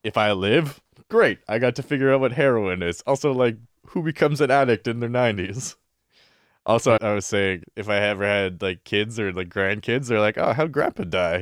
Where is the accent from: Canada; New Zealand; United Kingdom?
Canada; Vancouver, British Columbia; I grew up in the West Side, so I grew up in Kits.